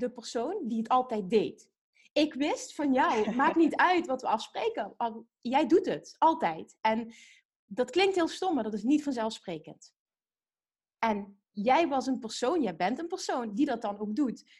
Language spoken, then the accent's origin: Dutch; Limburg, Netherlands; accent: Limburgish; We komen allebei uit Limburg, dus we zijn nu net overgeschakeld van het Limburgs naar het Nederlands